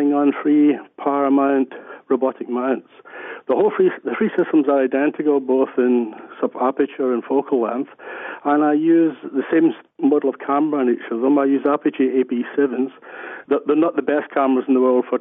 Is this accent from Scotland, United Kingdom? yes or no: yes; Glasgow, Scotland, United Kingdom; I come from Glasgow, Scotland, obviously, from the accent, but my sort of family background and the economic conditions in Glasgow